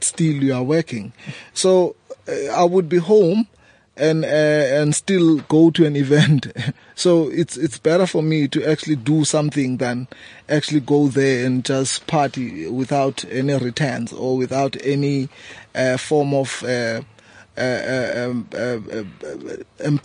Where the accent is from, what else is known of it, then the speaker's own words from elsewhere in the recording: South Africa; moved away as an adult; now in Johannesburg, South Africa; I've created an event back home 6 years ago, a homecoming reunion, and that event today it's quite the biggest event in my hometown